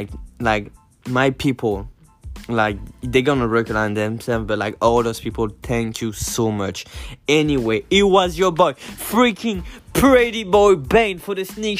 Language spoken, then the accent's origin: English; France; also born or lived in Brooklyn, New York City, United States; now in New York City, United States; I'm from France